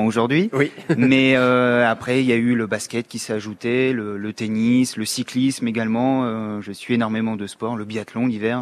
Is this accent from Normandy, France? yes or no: no; Oise, near Compiègne, Hauts-de-France, France; moved away as an adult; now in Amiens, France; je suis Picard, mais ouais. Isarien, à côté de Compiègne dans l'Oise mais euh, je suis arrivé sur Amiens pour faire mes, études après mon bac